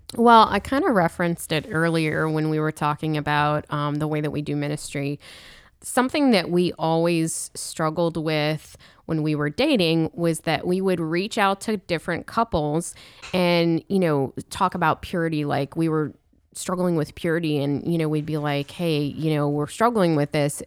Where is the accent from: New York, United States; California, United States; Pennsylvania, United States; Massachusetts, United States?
Pennsylvania, United States; Pittsburgh; also born or lived in Steubenville, Ohio; now in Louisiana, United States; I'm from Pittsburgh